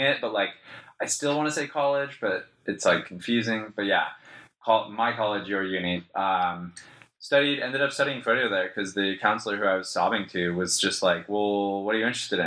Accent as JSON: {"language": "English", "town": "Jackson", "region": "Wyoming", "country": "United States", "tie": "born or raised there", "also_born_or_lived": "New York", "accent": "American", "moved": "as an adult", "lives_now": "Melbourne, Australia", "said": "growing up in Jackson Hole was insane. It's the prettiest place on earth"}